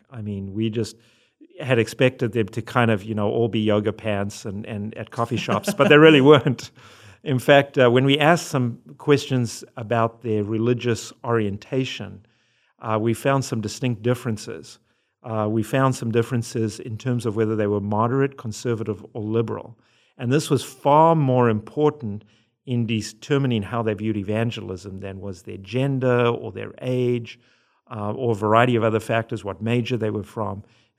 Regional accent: Zimbabwe; also born or lived in South Africa; now in United States; If you hear an accent, it's because I'm from Zimbabwe and South Africa, and then I married an American

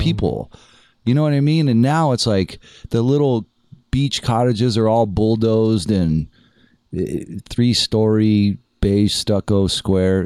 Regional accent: El Segundo, California, United States; also born or lived in San Diego; now in Los Angeles, United States; I'm from El Segundo

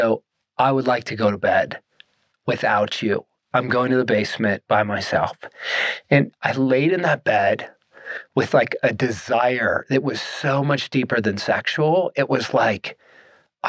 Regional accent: Pittsburgh, Pennsylvania, United States; moved away as an adult; also born or lived in Tennessee; now in Colorado, United States; Born in Pittsburgh, and I was moving west

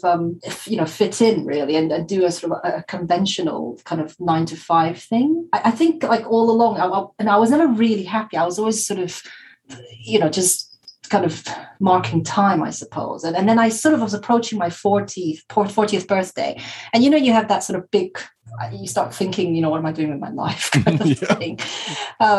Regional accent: Taiwan; I'm from Taiwan

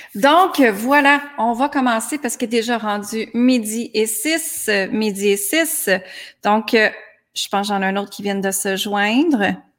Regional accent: Granby, Quebec, Canada; moved away as an adult; À l'âge de 19 ans, je suis partie de Granby, ma petite ville

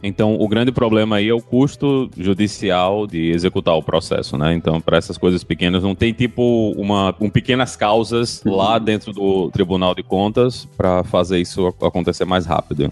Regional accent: Northeast Region, Brazil; como nordestino

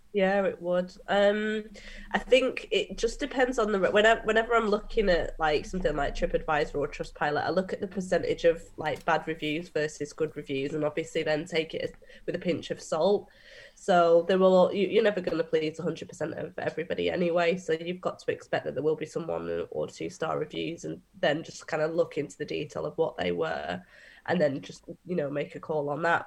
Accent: Manchester, North West England, United Kingdom; I'm a Mancunian

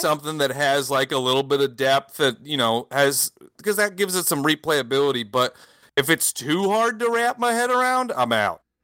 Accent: United States; moved away as an adult; now in France; I grew up in America, but I live in France now

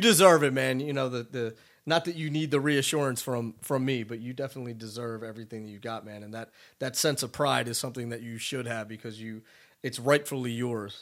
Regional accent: Philadelphia, Pennsylvania, United States; moved away; I'm originally from Philly

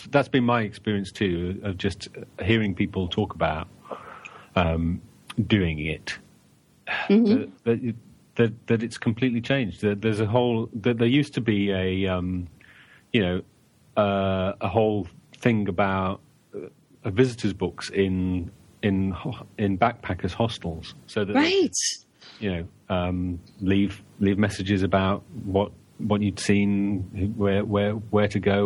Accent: London, United Kingdom; I really appreciate living in this town

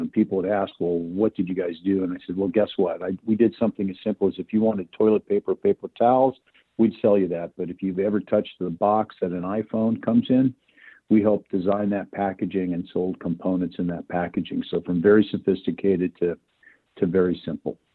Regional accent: Spokane, Washington, United States; moved away as an adult; also born or lived in Southern California; I grew up in Spokane

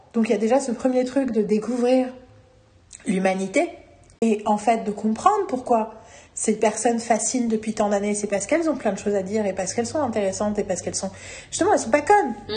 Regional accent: Paris, Île-de-France, France; je suis parisienne

